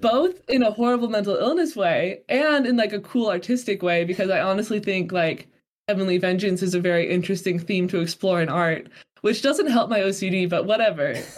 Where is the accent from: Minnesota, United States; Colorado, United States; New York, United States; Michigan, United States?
Colorado, United States; now in Utah, United States; I grew up in Colorado, which is um, you know, quite mountainous.